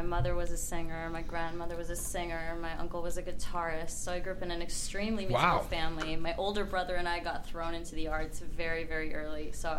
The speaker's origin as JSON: {"language": "English", "area": "East Bay, Bay Area", "region": "California", "country": "United States", "tie": "born or raised there", "said": "I grew up in the Bay Area."}